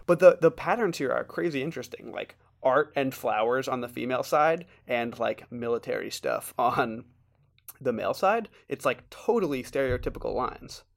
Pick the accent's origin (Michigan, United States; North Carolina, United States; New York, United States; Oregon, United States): New York, United States; New York City; now in Washington, D.C., United States; I'm from Brooklyn